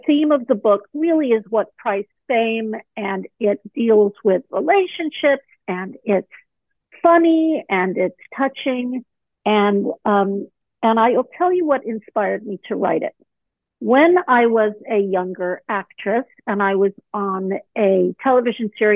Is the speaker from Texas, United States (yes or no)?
no; Malibu, California, United States; moved away as an adult; also born or lived in Pacific Northwest; I grew up in Malibu Colony in the late 60s, early 70s